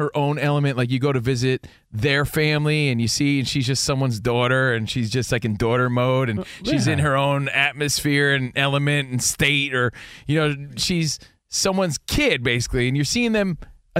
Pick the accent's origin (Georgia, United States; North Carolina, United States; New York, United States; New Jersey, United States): New Jersey, United States; I'm from Jersey.